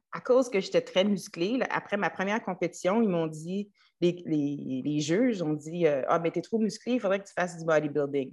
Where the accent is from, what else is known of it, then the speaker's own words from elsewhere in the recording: Trois-Rivières, Quebec, Canada; moved away; also born or lived in United States; j'ai grandi à Trois-Rivières